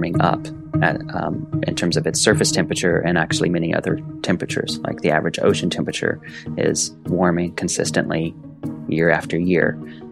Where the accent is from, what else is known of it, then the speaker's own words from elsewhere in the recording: East Central Indiana, United States; I grew up in East Central Indiana, basically on the back 40 acres of a small family farm